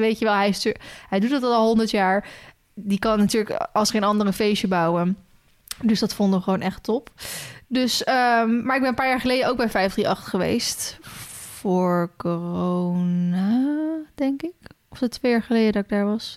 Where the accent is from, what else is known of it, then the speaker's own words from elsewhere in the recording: Loenen, Gelderland, Netherlands; also born or lived in Ede; uit Loenen